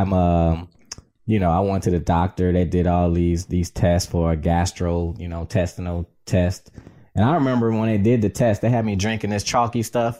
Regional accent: Detroit, Michigan, United States; also born or lived in South Florida; now in Southfield, United States; I was born and raised in Detroit.

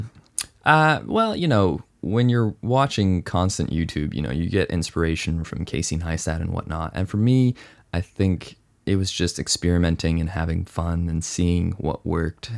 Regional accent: Hong Kong; moved away; also born or lived in Canada / United States / mainland China; I was born in Canada, raised in Hong Kong, lived in the U S for seven years.

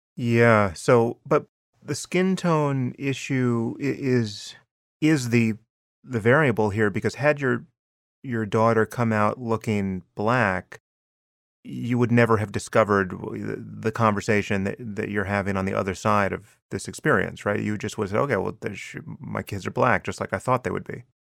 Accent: United States; as an American

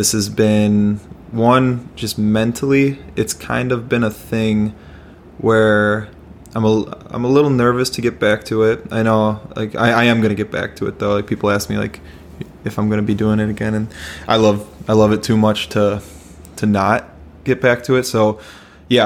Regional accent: Chicago, Illinois, United States; now in Minnesota, United States; we're from Chicago

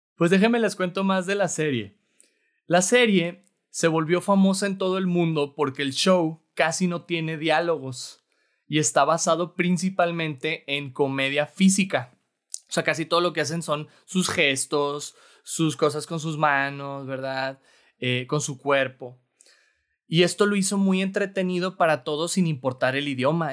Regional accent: Torreón, Coahuila, Mexico; now in Monterrey, Mexico; no soy de aquí originario, soy de Torreón, Coahuila

